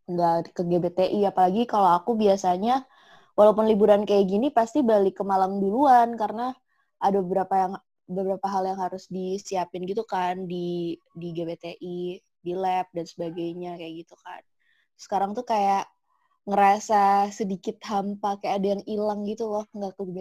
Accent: Semarang, Central Java, Indonesia; now in Malang, Indonesia; aku kan aku kan dari Semarang ya.

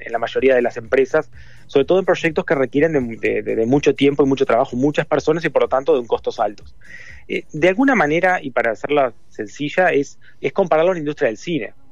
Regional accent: Uruguay; Yo soy uruguayo

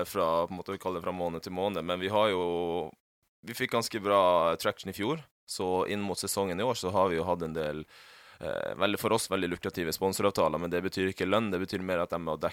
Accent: Northern Norway, Norway; jeg er fra Nord-Norge, skulle gjerne reist hjem litt oftere og sånne ting.

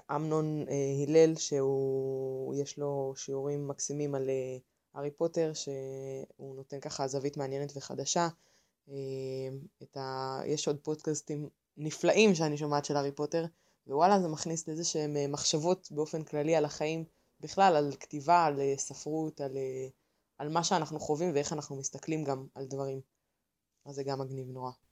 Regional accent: Haifa, Haifa District, Israel; אני חיפאית, בת 26

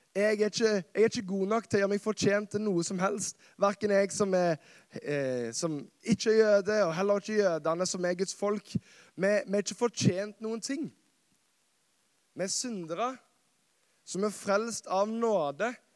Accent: Karmøy, Rogaland, Norway; moved away as an adult; also born or lived in Kristiansand; så er jeg fra Karmøy. Verdens beste øy. Verdens navle. Norges svar på New York. OK. Og det er et fantastisk sted som jeg har fått lov å vokse opp

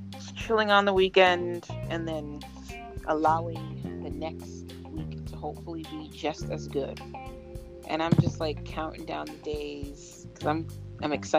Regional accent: Boston, Massachusetts, United States; also born or lived in Minneapolis; Boston, I grew up in Boston

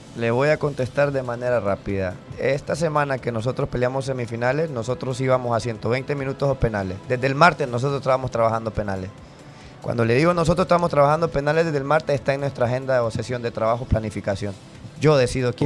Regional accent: La Ceiba, Atlántida, Honduras; moved away as an adult; now in Indianapolis, United States; soy de La Ceiba, Honduras

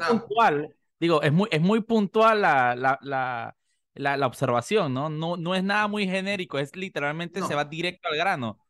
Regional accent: Panama; como panameños

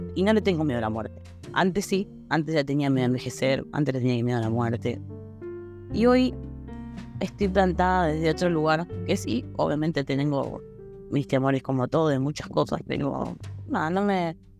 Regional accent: Buenos Aires, Argentina; moved away as an adult; now in Wilde, Argentina; vivo actualmente en Wilde, pero soy de Capital, de San Telmo, crecí ahí

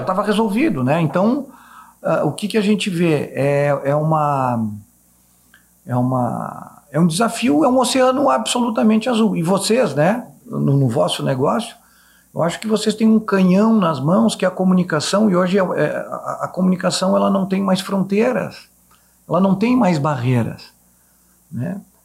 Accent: Caxias do Sul, Rio Grande do Sul, Brazil; moved away; Saí de Caxias do Sul

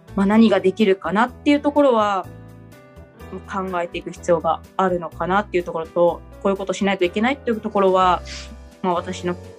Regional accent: Niigata, Japan; 私新潟なんですけれども

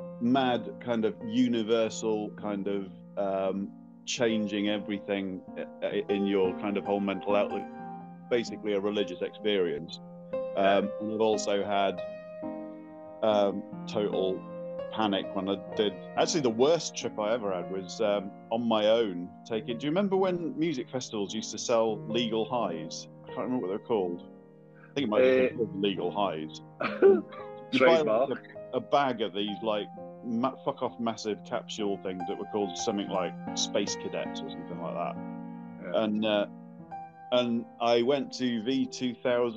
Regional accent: Northamptonshire, East Midlands, United Kingdom; moved away as an adult; also born or lived in Leeds / London; now in Aberdeen, United Kingdom; I only lived there till I was 7. And then and then my parents split up, so we moved down to Northamptonshire, where I spent most of my childhood

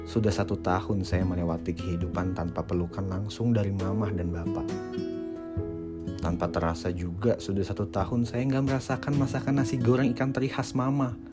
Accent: Medan, North Sumatra, Indonesia; now in Jakarta, Indonesia; Saya adalah perantau yang datang dari kota Medan, akhir Desember 2019, saya nekat untuk memutuskan pergi merantau ke Jakarta.

